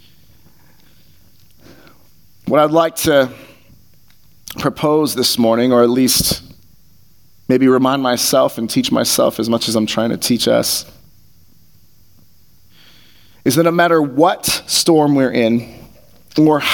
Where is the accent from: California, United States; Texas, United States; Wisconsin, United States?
California, United States; growing up in California